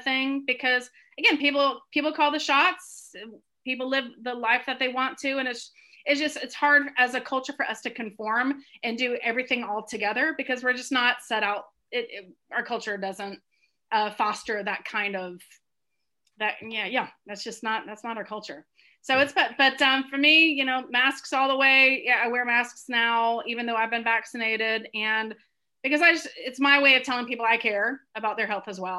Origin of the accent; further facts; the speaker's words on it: Southern United States, United States; now in Northern United States; I've lived my adult life in the North, but I was born and raised deep in the South.